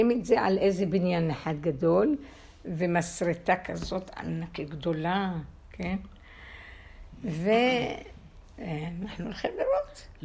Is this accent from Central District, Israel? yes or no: yes; Kfar Nahman, Central District, Israel; אה, רעננה, רעננה, הרצליה, כפר סבא, אזור המרכז.